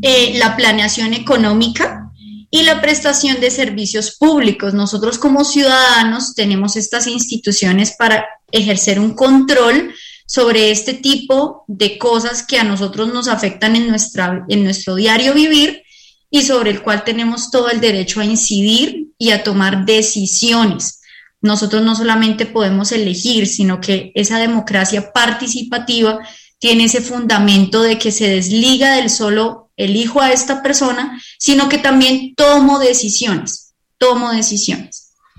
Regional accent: Colombia

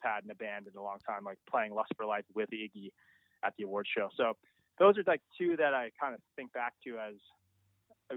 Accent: Ajax, Ontario, Canada; we grew up in Oshawa, which is only like two towns over from Ajax

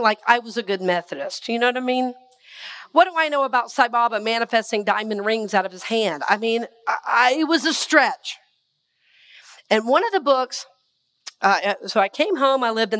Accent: Red Oak, Georgia, United States; I'm from Red Oak, Georgia

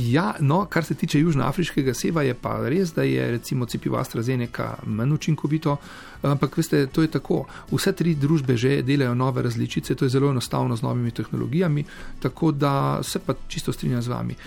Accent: Koper, Slovenian Littoral, Slovenia; moved away; also born or lived in Ljubljana / Ilirska Bistrica / Izola; moja mladost sem preživel v Izoli in pa predvsem v Kopru

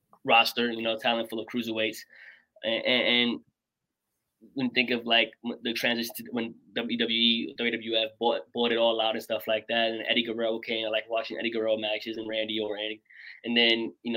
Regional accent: New York City, New York, United States; moved away; also born or lived in Patchogue, New York; born and raised in Brooklyn, New York.

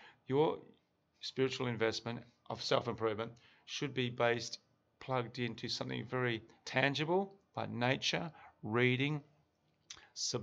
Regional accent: Australia; me, as an Australian male

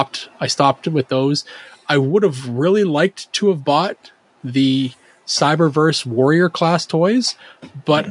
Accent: Canada; I'm Canadian

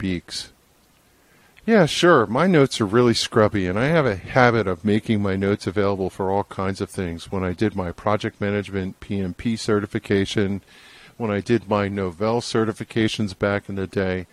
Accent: New Jersey, United States; I'm a guy from New Jersey

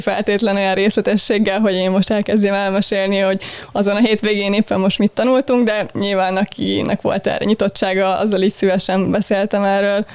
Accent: Balatonalmádi, Veszprém County, Hungary; moved away as an adult; now in Budapest, Hungary; Budapesten születtem, de Budapesten. alapvetően Veszprémi voltam így óvodáskoromig, és utána költöztünk át Almádiból, amikor az általános iskolát kezdtem

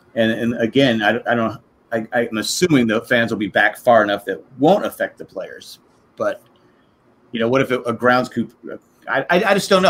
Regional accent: California, United States; moved away; I was from California

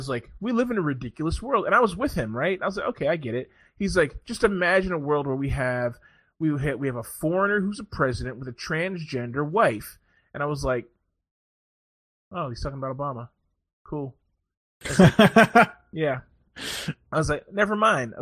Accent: Maryland, United States; I'm from Maryland

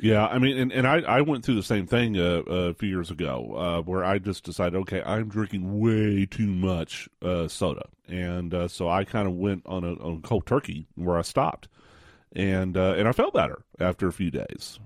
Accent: West Texas, United States; I grew up in West Texas

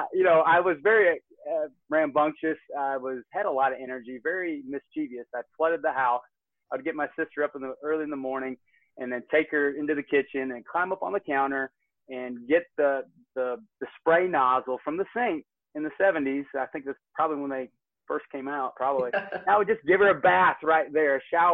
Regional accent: Northwest Georgia, United States; also born or lived in Michigan City, Indiana / Dallas, Texas; I am a Northwest Georgia boy. I'm a has-been Yankee. I live in Kennesaw, Georgia. I got moved down here in 1985, kicking and screaming with my sister and my mom

